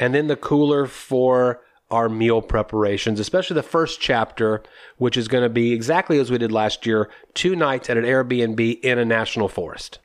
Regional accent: New Hampshire, United States; I'm from New Hampshire

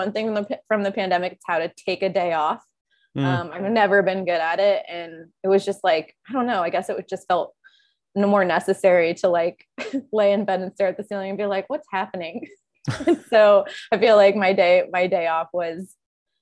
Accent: Lexington, Kentucky, United States; moved away as an adult; now in New York City, United States; I'm from Lexington, Kentucky, born and raised

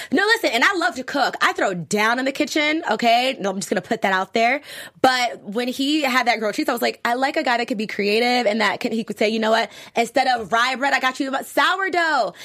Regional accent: Virginia, United States; I'm from Virginia

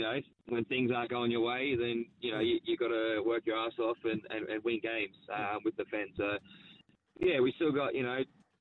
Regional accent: Australia; We're Australian

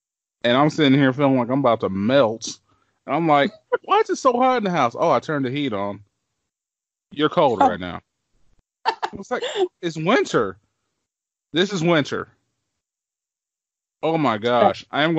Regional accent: Midwest, United States; I'm from the Midwest, okay?

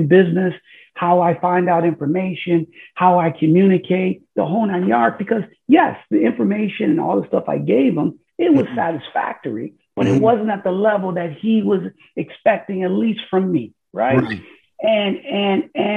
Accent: Detroit, Michigan, United States; moved away as an adult; here I am from Detroit, Michigan

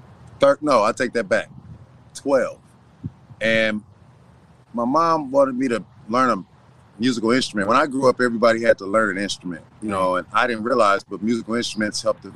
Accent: Los Angeles, California, United States; also born or lived in Inglewood; I am from Los Angeles, California, born in Hollywood

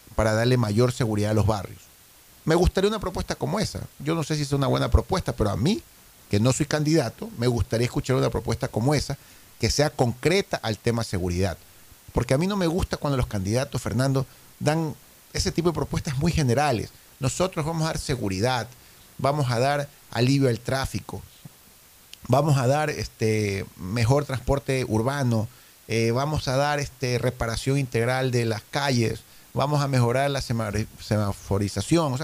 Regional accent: Guayaquil, Guayas, Ecuador; nosotros como guayaquileños

